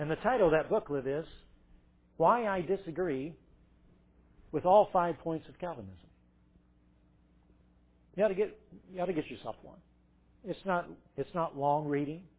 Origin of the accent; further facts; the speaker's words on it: Irmo, South Carolina, United States; Irmo, South Carolina